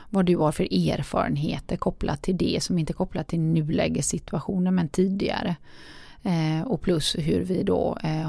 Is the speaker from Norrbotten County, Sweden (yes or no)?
no; Gothenburg, Västra Götaland, Sweden; både du och jag är göteborgare